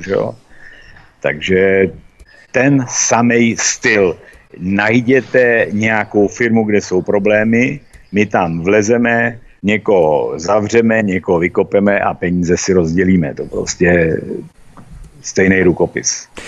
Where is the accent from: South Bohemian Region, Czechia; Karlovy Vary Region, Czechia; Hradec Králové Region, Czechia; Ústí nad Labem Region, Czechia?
Karlovy Vary Region, Czechia; Mariánské Lázně; ten nám řekl, odkud jste, říkáme, Mariánské lázně